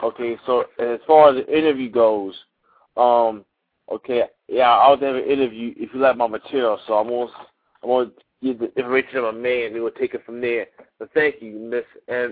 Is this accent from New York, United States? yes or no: no; Philadelphia, Pennsylvania, United States; I'm an artist, too, from North Philly.